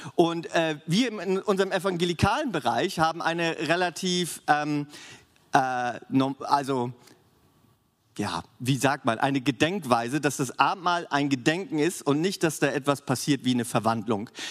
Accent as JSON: {"language": "German", "country": "Germany", "said": "für uns als Deutsche"}